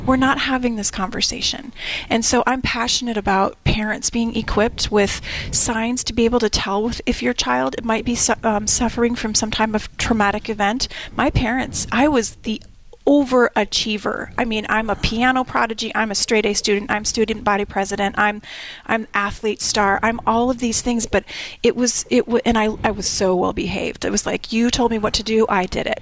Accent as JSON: {"language": "English", "town": "Tucson", "region": "Arizona", "country": "United States", "tie": "born or raised there", "said": "I was born and raised here in Tucson"}